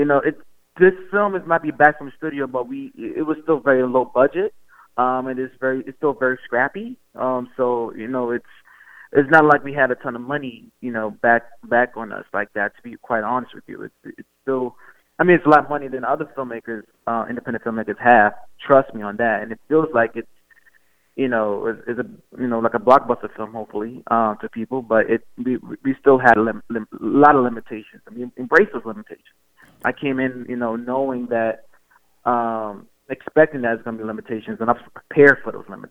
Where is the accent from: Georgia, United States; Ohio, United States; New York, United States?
New York, United States; New York City; I grew up in Coney Island